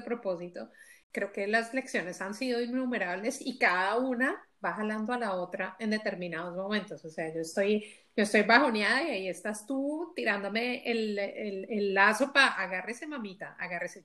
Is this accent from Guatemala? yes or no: no; Colombia; moved away as an adult; now in Belgium; éramos netamente colombianas, ahora ya somos colombianas, ecuatorianas, mexicanas y lo llamamos la familia belga